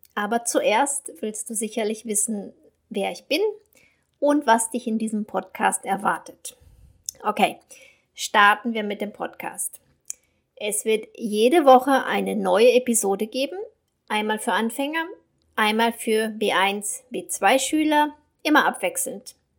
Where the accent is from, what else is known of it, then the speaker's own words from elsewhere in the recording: Germany; first language German; moved away as an adult; also born or lived in Brazil; now in Latin America; als Deutsche, die im Ausland lebt